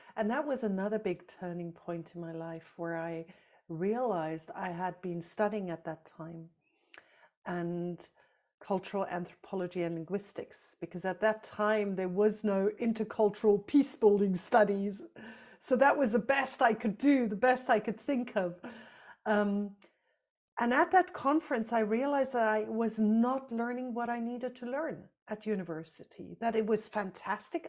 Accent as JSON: {"language": "English", "country": "South Africa", "tie": "born or raised there", "moved": "yes", "said": "I grew up in South Africa under apartheid"}